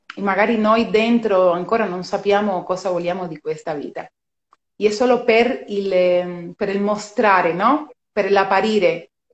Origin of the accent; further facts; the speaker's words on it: Cuba; Italian is a second language; moved away as an adult; now in Italy; sono cubana di, di nascita, sono cubana di nascita anche se vivo in Italia da 16 anni